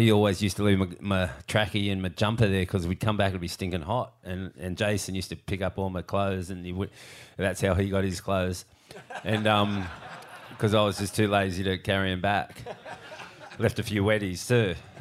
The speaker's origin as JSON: {"language": "English", "town": "Cronulla", "region": "New South Wales", "country": "Australia", "tie": "born or raised there", "said": "growing up in Cornell, we were a different crew out there."}